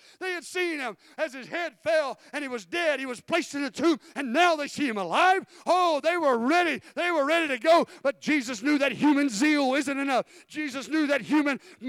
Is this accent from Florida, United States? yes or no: yes; Florida, United States; I'm from Florida